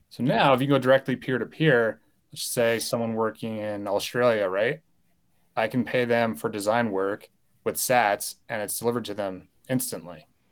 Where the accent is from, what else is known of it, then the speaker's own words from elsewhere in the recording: United States; I was born and raised in the United States